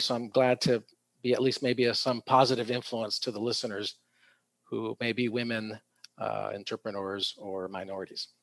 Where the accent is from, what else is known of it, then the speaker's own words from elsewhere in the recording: San Diego, California, United States; also born or lived in Tijuana, Mexico; I was born here, but my first two years I lived in uh, Mexico across the border in Tijuana. Oh. Um, so I was about three years old when the entire family moved uh, back up to San Diego